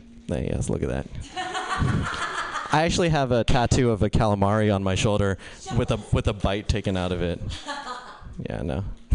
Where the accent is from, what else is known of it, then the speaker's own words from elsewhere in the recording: India; Yeah. Yeah. I'm Indian, too. Do you feel closer to me now?